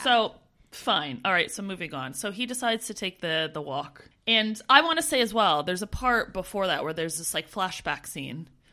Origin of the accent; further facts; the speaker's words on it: Canada; moved away as an adult; as a Canadian